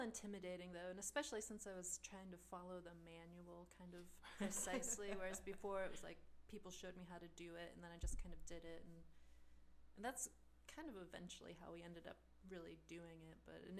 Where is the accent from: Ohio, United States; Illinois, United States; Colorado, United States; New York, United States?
Ohio, United States; Warren; also born or lived in Dallas, Texas; now in Cincinnati, United States; I grew up in Warren, Ohio.